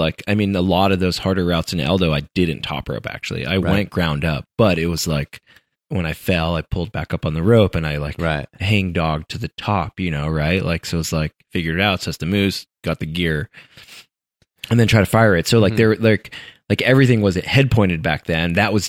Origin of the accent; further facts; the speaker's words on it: Colorado, United States; interestingly enough, growing up in Colorado, not in California, right?